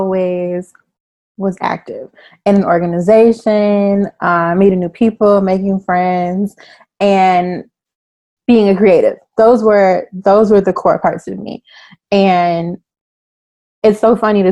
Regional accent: Chicago, Illinois, United States; moved away as an adult; also born or lived in San Francisco Bay Area, California; now in California, United States; I am from the Bay Area. I'm from Northern California. I moved to Chicago when I was in third grade. And then I moved back to California after college.

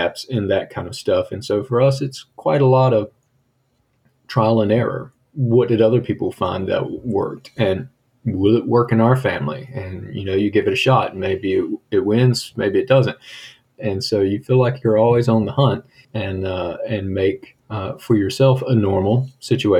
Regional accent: United States; also born or lived in Italy / Germany; we're from America.

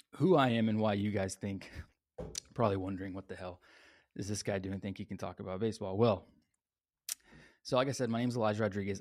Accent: San Antonio, Texas, United States; I grew up here in San Antonio, Texas

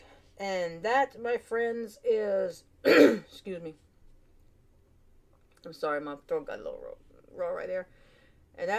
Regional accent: United States; We live in America, I'm American, born and raised

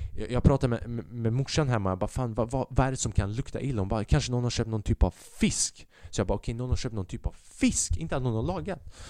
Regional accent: Sweden; Jag är född i Sverige.

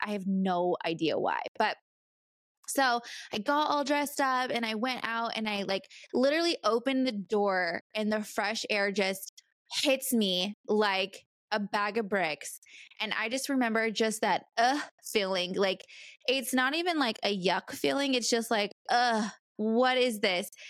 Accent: California, United States; moved away as an adult; also born or lived in Bay Area, California / Arizona; now in North Carolina, United States; I'm been born and raised in California

